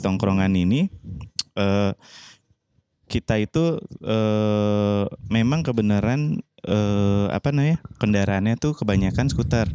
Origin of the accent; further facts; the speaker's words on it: Jakarta, Indonesia; now in Bali, Indonesia; aku ini kan sebenarnya uh, jatuhnya tuh asli Jakarta